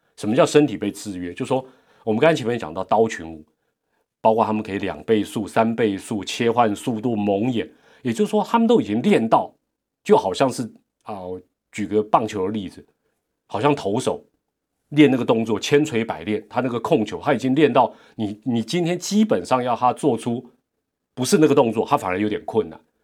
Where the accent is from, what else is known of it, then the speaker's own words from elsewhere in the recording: Taiwan; 我们台湾也没有那个环境